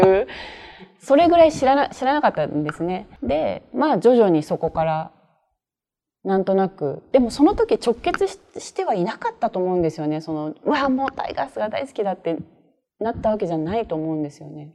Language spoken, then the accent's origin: Japanese; Tokyo, Japan; 自分東京で生まれて東京で育った人間なので